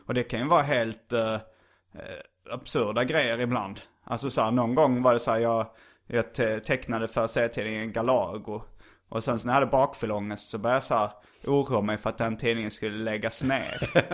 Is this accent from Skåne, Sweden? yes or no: yes; Lund, Skåne, Sweden; accent: Lund dialect; moved away as an adult; also born or lived in Hjärup / Stockholm / Malmö; identitetsskapande högstadiet i gymnasiet var i Lund. Mm. Och lite typ något år efter där också så att det eh, Jag pratar lite Lundadialekt tror jag ändå